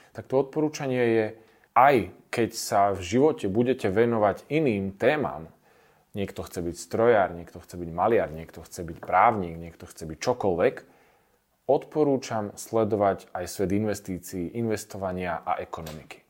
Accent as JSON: {"language": "Slovak", "country": "Slovakia"}